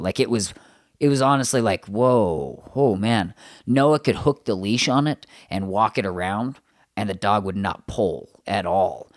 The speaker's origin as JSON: {"language": "English", "town": "Morgan", "region": "Utah", "country": "United States", "tie": "born or raised there", "said": "I grew up in Morgan, so the super Mormon town"}